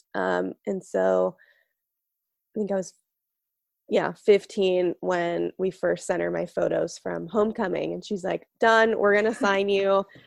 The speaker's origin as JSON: {"language": "English", "area": "outside of Las Vegas", "region": "Nevada", "country": "United States", "tie": "born or raised there", "said": "I grew up outside of Vegas"}